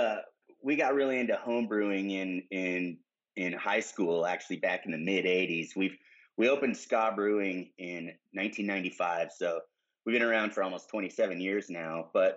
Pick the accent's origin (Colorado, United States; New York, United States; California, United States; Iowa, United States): Colorado, United States; Front Range of; now in Durango, United States; Bill and I grew up in the Front Range, and we both went to college up there.